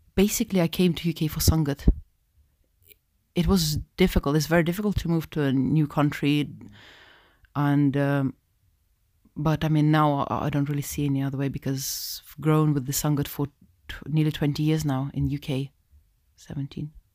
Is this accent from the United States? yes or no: no; Russia; also born or lived in Moscow; now in United Kingdom; I'm from, I'm from Russia, born, um, Russian, born. two Russian parents